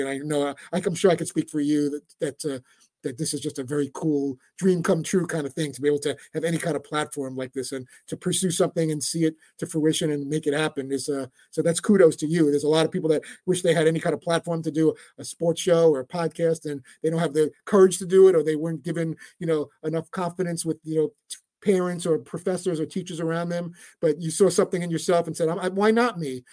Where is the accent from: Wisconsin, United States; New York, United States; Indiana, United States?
New York, United States; New York City; when I was in Brooklyn in my apartment building growing up in Brighton Beach and Coney Island